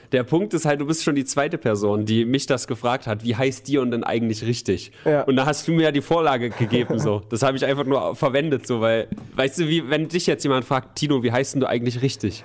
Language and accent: German; Germany; wer sind wir Deutsche dann noch?